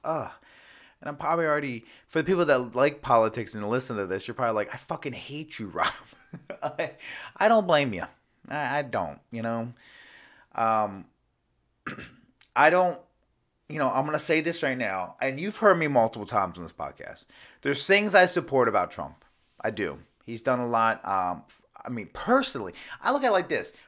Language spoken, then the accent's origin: English; United States; as an American person